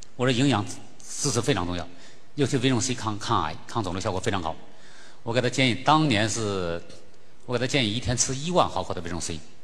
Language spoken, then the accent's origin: Chinese; Sichuan, China; 咱们四川人应该对我更了解